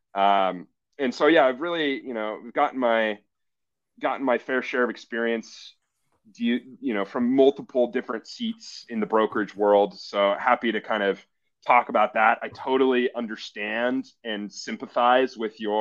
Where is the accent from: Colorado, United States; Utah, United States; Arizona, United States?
Arizona, United States; Scottsdale; moved away as an adult; also born or lived in Milwaukee, Wisconsin / Boston / Chicago; I'm originally from Scottsdale, Phoenix area, Arizona. Moved to Wisconsin when I was 18.